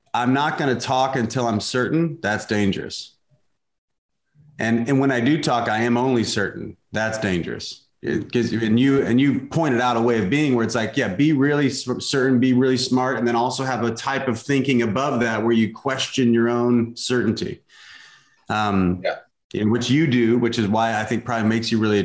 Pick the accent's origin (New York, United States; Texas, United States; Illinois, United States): Illinois, United States; Southern; I grew up in Southern Illinois, which is like, you know, salt of the earth type folks